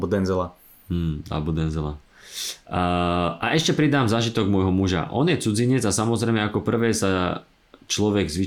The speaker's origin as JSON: {"language": "Slovak", "town": "Trenčín", "region": "Trenčín Region", "country": "Slovakia", "moved": "yes", "lives_now": "Bratislava, Slovakia", "said": "pôvodne z Trenčína a do Bratislavy som prišla bývať v roku 2000."}